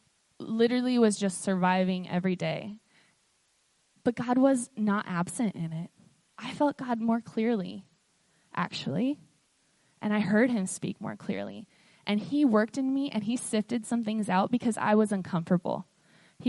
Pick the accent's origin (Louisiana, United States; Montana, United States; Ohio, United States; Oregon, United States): Oregon, United States; Portland; moved away as an adult; now in Ephrata, United States; I grew up in Portland, and it's very different